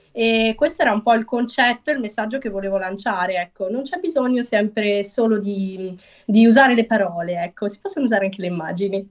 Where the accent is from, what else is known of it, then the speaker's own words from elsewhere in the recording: Lugo, Emilia-Romagna, Italy; Sono romagnola, quindi sono nata in Romagna, ma sono anche per metà napoletana